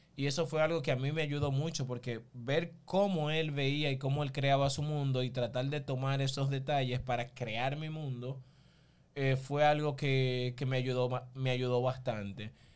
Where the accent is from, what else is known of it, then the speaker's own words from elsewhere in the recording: Barahona, Dominican Republic; yo soy oriundo de Barahona, pero en sí soy una mezcla como de, todo el sur, porque mi mamá es de Neiva, mi papá es de San Juan, mi abuelo de Elías Piña.